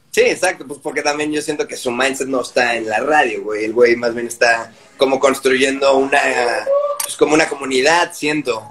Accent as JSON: {"language": "Spanish", "town": "Guadalajara", "region": "Jalisco", "country": "Mexico", "tie": "born or raised there", "moved": "yes", "said": "yo crecí en Guadalajara"}